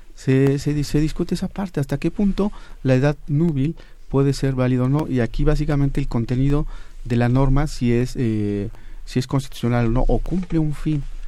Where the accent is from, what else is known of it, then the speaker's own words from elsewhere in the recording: San Jerónimo, Oaxaca, Mexico; Yo soy del estado de Oaxaca, eh, en un poblado que se llama San Jerónimo, cerca del distrito de Silacayuapan